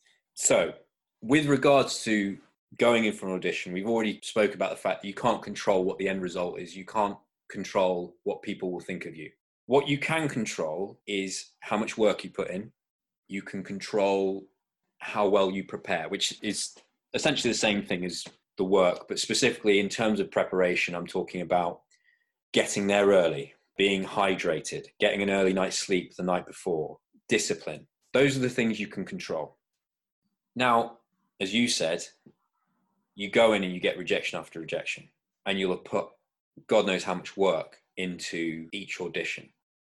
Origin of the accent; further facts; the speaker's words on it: Florida, United States; I moved around a lot as a kid. Part of that was growing up in Florida, and my accent, I think, just bounced around all over the place